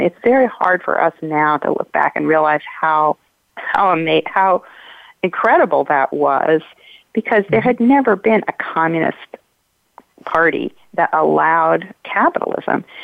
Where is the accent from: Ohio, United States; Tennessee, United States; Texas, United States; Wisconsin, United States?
Ohio, United States; moved away; I grew up in Ohio in a in a very white bread community